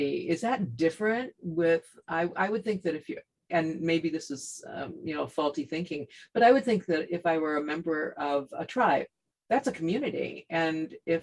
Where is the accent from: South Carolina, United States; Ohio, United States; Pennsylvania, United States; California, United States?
Ohio, United States; now in Washington, United States; I was born in Ohio